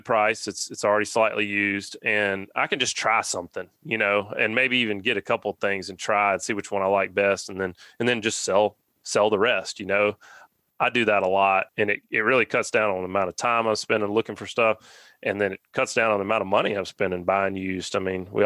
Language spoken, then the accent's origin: English; Alabama, United States; growing up in Alabama